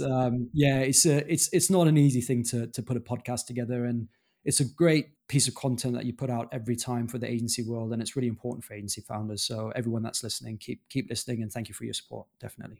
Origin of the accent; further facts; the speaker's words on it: Germany; moved away as an adult; also born or lived in London / Dominican Republic (father's origin); I grew up in Germany